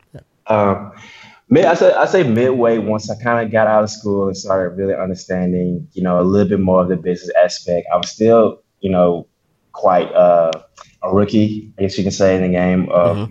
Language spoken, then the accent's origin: English; Columbus, Mississippi, United States; now in Birmingham, United States; I was born and raised in Mississippi, Columbus, Mississippi, to be exact.